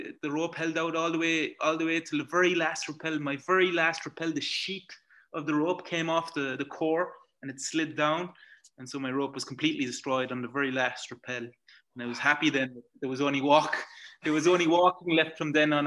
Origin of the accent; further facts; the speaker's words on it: Belgium; accent: Irish; I was born and raised in Belgium, but I don't have the Belgian nationality. My nationality is Irish.